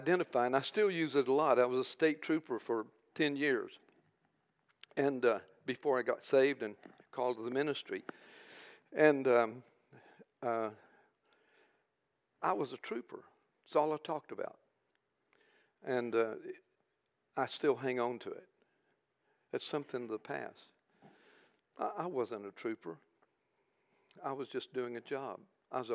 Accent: United States; we're from America

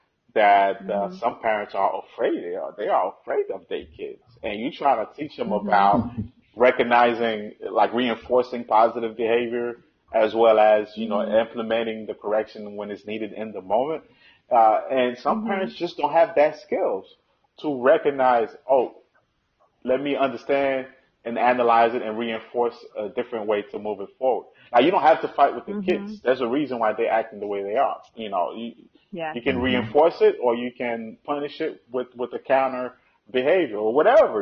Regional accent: Haiti; now in United States; when I was growing up in Haiti

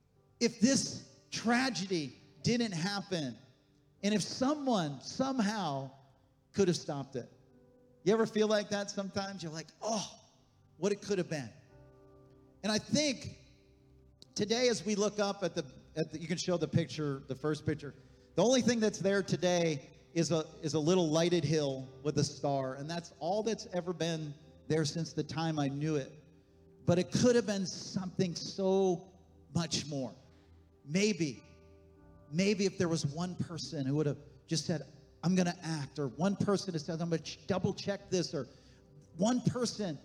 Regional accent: Honesdale, Pennsylvania, United States; moved away; Deb and I, we were back in our hometown, Honesdale, Pennsylvania

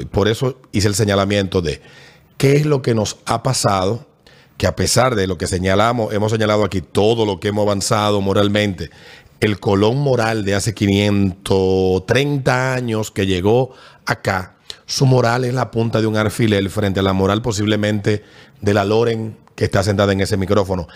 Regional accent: Dominican Republic

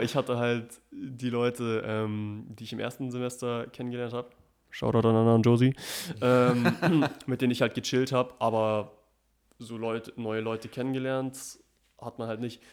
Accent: Germany; bei uns in Deutschland

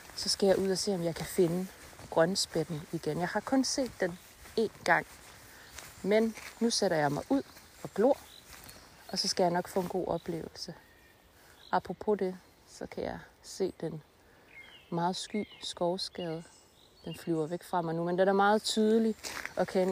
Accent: North Jutland, North Denmark Region, Denmark; Vi er begge to nordjyder

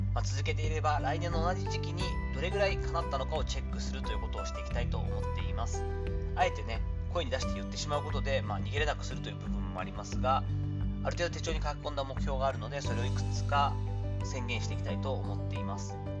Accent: Kochi, Japan; moved away; 自分の田舎の高知

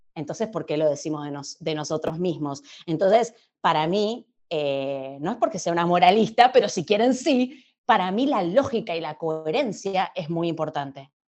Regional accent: Argentina; Yo soy argentina, viviendo en Argentina.

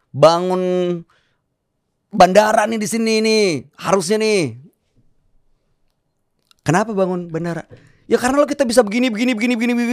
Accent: Jakarta, Indonesia; Jakarta sebagai anak Betawi boleh dong

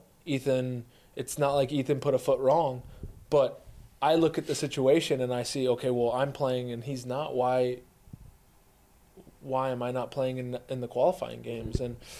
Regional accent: United States; as an American

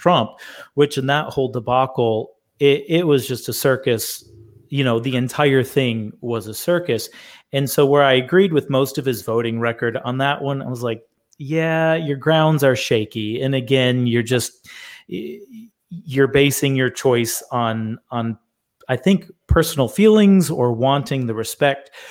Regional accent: Michigan, United States; moved away; I'm originally from Michigan, and I have family that lives there

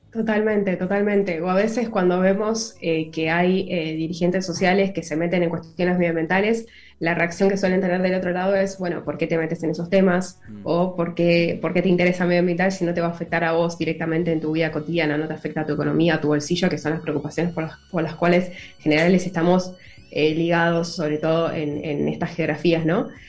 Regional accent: Argentina; also born or lived in Buenos Aires

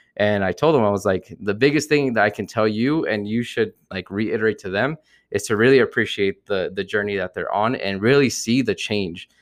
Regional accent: New Jersey, United States; I grew up uh, from New Jersey, I'm from New Jersey, so growing up, we always had, like, the whole L A New Jersey rivalry

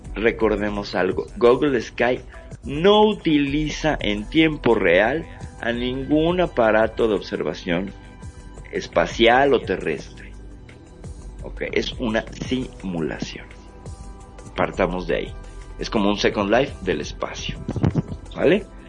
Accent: Mexico; acá en México

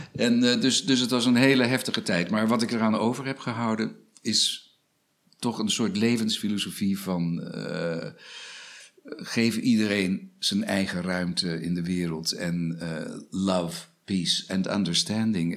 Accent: Australia; now in Netherlands; Ik heb mijn jeugd doorgebracht in Australië. Ja. Ik ben met mijn moeder geëmigreerd naar Australië.

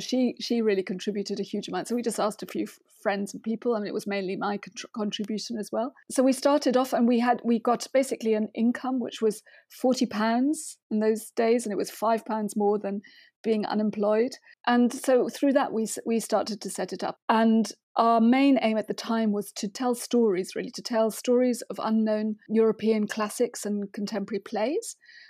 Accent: Germany; English is a second language; And then as a teenager, there was a scheme in my town in Germany, because I grew up in Germany mainly, where you could go to you could buy a sort of abonnement and you could go to the theatre.

